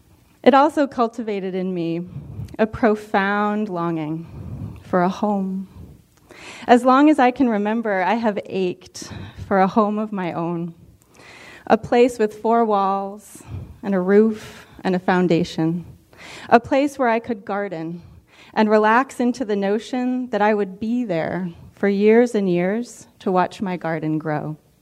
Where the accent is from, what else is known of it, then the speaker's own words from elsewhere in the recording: Bucksport, Maine, United States; also born or lived in Bangor; So I was born in Bangor, and I grew up in Bucksport in the 1970s and the 1980s.